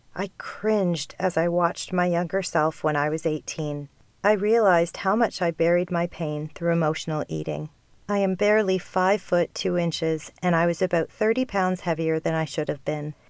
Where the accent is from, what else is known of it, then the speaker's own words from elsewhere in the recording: Canada; being Canadian